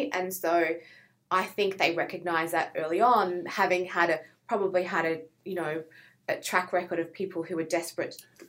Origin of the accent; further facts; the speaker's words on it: Sydney, New South Wales, Australia; From Sydney.